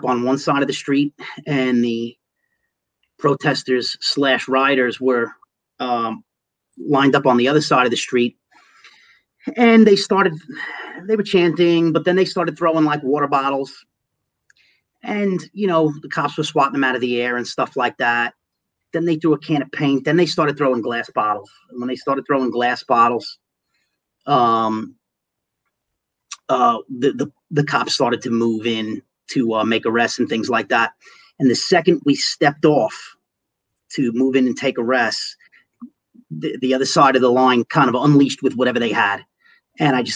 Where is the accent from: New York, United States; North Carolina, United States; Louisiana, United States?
New York, United States; New York City; moved away as an adult; also born or lived in Long Island City; now in Suffolk County, United States; I grew up in Manhattan. I was a third-generation Manhattan kid. I lived in Manhattan for my first 33 years.